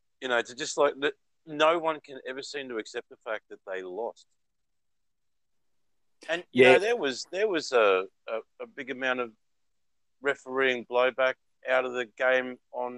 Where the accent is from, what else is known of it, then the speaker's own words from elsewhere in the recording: Australia; I grew up in Australia